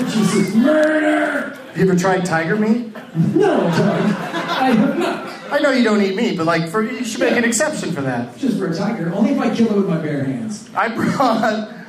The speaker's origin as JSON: {"language": "English", "town": "Anaheim", "region": "California", "country": "United States", "tie": "born or raised there", "said": "Uh, I hang out. I was born and raised in California, so I just hang out"}